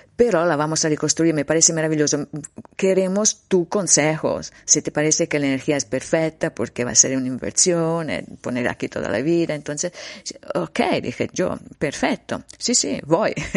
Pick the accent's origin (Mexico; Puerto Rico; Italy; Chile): Italy; Livorno, Tuscany; Spanish is a second language; era un'autostrada di Livorno, dove stava giù, mi, mi ciudad natal